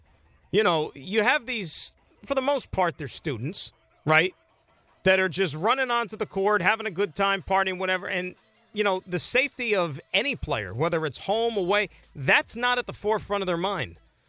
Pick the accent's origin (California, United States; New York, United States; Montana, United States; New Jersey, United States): New Jersey, United States; being around the organization for the better part of my life, just growing up in Jersey